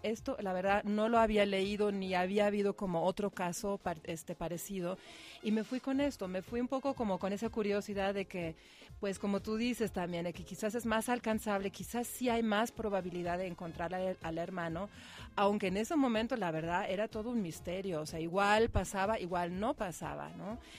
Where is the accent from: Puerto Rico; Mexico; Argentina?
Mexico; como mexicanos